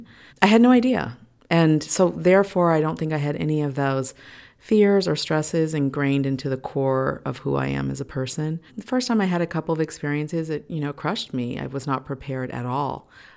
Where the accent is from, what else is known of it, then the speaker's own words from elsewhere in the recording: Los Angeles, California, United States; I feel very fortunate that I grew up in Hollywood. I say Hollywood, it's actually Los Feliz